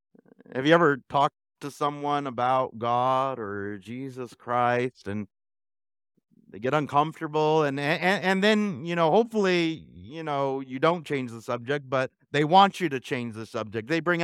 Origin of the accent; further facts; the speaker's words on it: Alta Loma, California, United States; We used to have a fig tree when I was growing up in Altaloma